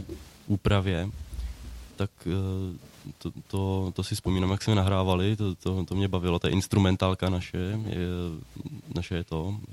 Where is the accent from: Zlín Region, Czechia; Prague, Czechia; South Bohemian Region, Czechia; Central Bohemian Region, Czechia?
Central Bohemian Region, Czechia; Neratovice; Já jsem z Neratovic